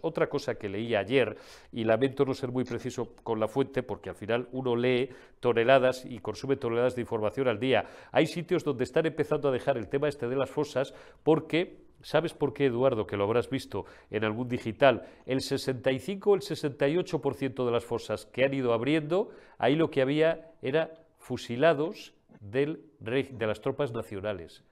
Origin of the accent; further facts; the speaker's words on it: Castile and León, Spain; also born or lived in Galicia; medio gallego después, por supuesto, de ser castellano viejo, castellano de pro, de la tierra de los caudillos